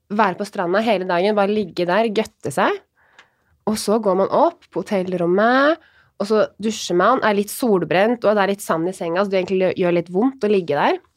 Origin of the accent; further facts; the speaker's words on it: Råde, Østfold, Norway; Jeg er ikke det, vi er fra Råde.